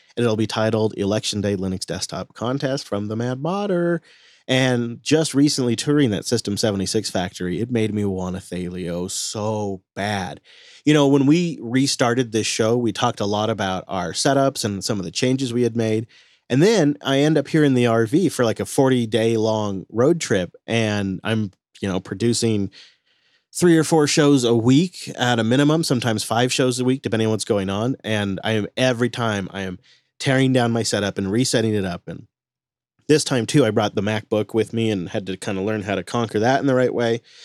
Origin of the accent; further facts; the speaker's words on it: Washington, United States; my home state of Washington